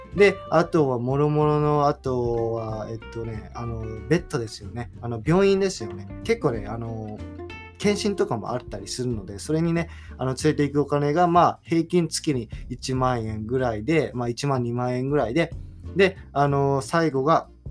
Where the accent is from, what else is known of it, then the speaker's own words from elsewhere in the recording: Japan; now in United States; 僕まあ田舎育ち